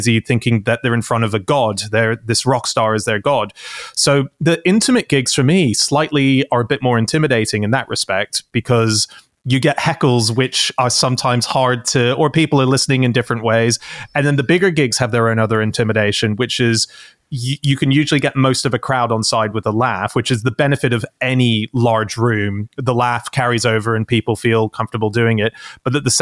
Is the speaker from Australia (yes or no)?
yes; Australia; moved away as an adult; also born or lived in Sydney; now in United Kingdom; as an Aussie